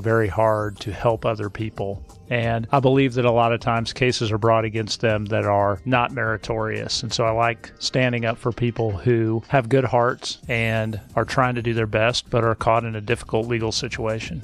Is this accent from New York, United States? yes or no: no; Nebraska, United States; now in Georgia, United States; I grew up in Nebraska